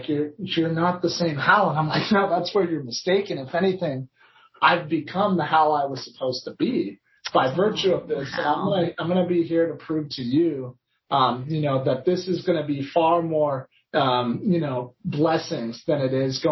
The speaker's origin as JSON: {"language": "English", "town": "Claremont", "region": "California", "country": "United States", "tie": "born or raised there", "said": "my hometown in Claremont"}